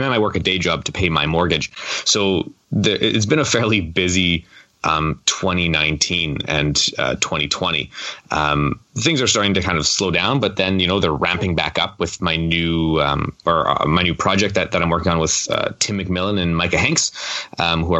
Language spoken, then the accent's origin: English; Canada; I'm Canadian